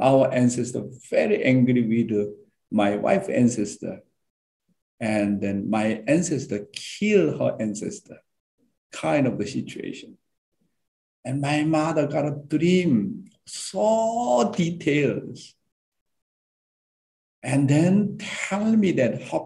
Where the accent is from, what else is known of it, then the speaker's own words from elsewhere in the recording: South Korea; I went down to my hometown